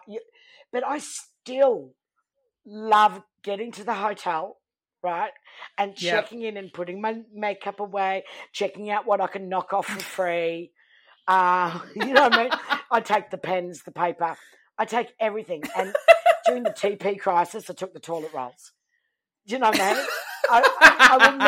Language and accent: English; Townsville, Queensland, Australia; from Townsville